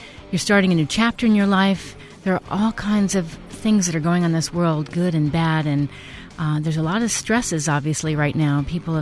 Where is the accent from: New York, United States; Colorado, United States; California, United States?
New York, United States; New York City; moved away; I grew up in New York as well